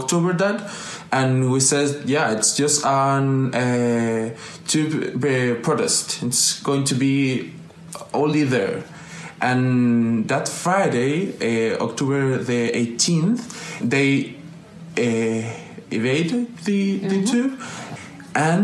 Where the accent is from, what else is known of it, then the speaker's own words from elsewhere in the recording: Chile; I'm a Chilean guy